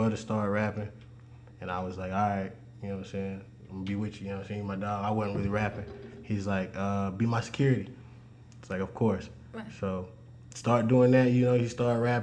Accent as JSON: {"language": "English", "town": "Greenville", "region": "South Carolina", "country": "United States", "said": "I'm from Greenville, South Carolina."}